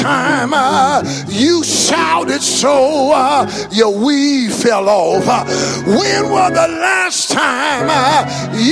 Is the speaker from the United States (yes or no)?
yes; West Louisiana, Central East Texas, United States; I grew up in Central East Texas, West Louisiana